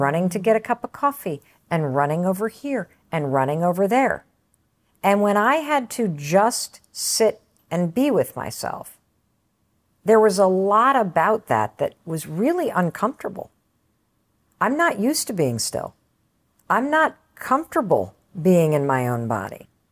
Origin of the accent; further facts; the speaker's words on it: Western Michigan, United States; I grew up in Western Michigan.